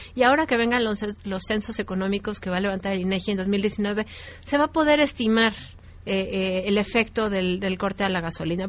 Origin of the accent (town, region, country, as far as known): Mexico